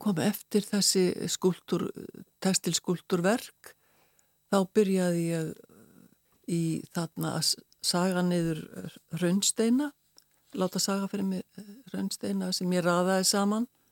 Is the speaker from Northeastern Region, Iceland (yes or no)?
no; Reykjavík, Capital Region, Iceland; also born or lived in Westfjords / Ísafjörður / Arnarfjörður / Stockholm; Ég er sko fætt og uppalinn í Reykjavík en ég er ætti frá Vestfjörðum